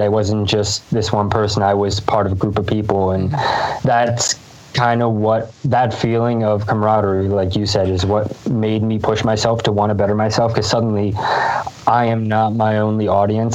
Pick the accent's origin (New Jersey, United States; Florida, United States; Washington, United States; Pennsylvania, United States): Pennsylvania, United States; Lancaster; I grew up in Lancaster, Pennsylvania